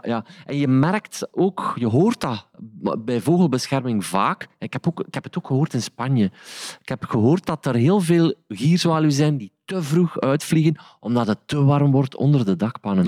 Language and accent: Dutch; Sint-Niklaas, Flanders, Belgium; de plaats waar ik vandaan kom, in Sint-Niklaas